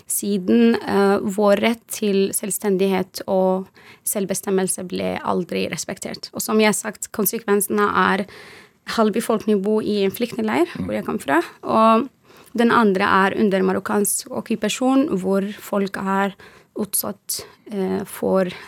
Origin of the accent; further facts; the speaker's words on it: Western Sahara; Norwegian is a second language; now in Norway; så kom jeg til Norge og også introduserer jeg meg selv, og så sier jeg hei … jeg er fra Vest-Sahara.